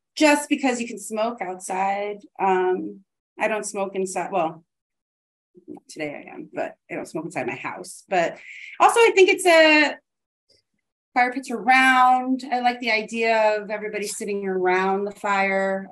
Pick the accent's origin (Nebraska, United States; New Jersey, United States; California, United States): New Jersey, United States; moved away as an adult; also born or lived in Chicago; now in South Florida, United States; I'm from New Jersey